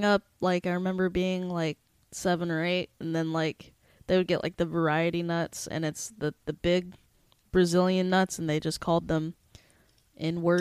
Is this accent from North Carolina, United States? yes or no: yes; North Carolina, United States; moved away; I'm from North Carolina in a small town